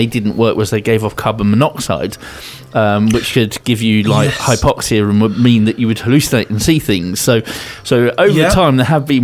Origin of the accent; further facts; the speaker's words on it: Winchester, South East England, United Kingdom; I grew up in Winchester, which got a massive cathedral in it.